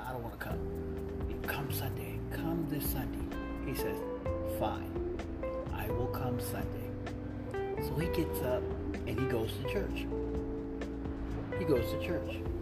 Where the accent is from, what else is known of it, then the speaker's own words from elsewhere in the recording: Midwest, United States; now in California, United States; I'm from the Midwest, so I live in California now.